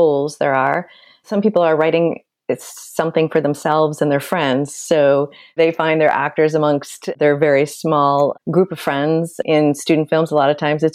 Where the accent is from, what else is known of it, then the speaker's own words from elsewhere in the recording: Nebraska, United States; moved away; also born or lived in Kansas; I am from Nebraska and I went to the University of Kansas.